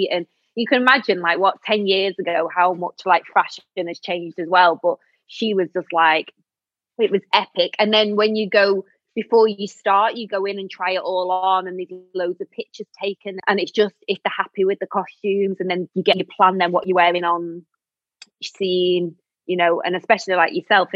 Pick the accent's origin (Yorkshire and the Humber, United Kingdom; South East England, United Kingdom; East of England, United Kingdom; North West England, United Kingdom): North West England, United Kingdom; Manchester; moved away; I lived in Manchester then, because obviously I'm from Manchester